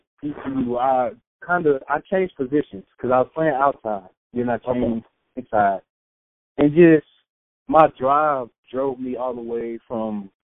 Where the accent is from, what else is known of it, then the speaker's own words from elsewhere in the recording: Winston-Salem, North Carolina, United States; moved away as an adult; now in Seattle, United States; I come from Winston, North Carolina.